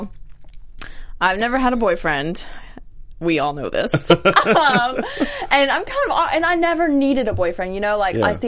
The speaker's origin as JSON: {"language": "English", "region": "Arkansas", "country": "United States", "tie": "born or raised there", "moved": "as an adult", "lives_now": "Los Angeles, United States", "said": "my hometown in the South"}